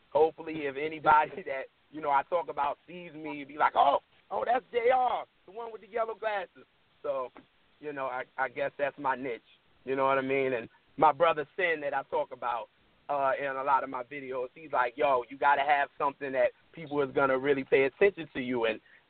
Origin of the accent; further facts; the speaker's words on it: New York City, New York, United States; now in Baltimore, United States; I'm from Brooklyn.